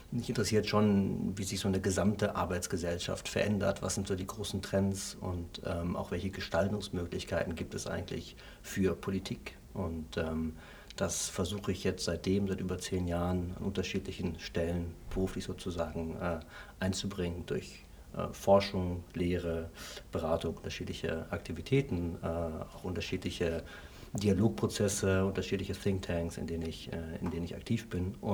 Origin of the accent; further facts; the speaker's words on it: Essen, North Rhine-Westphalia, Germany; ich komme aus dem Ruhrgebiet, aus Essen.